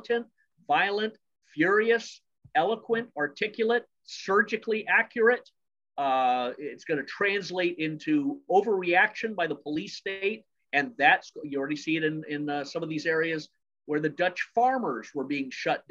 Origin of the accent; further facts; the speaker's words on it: Scotland, United Kingdom; I was born in Scotland.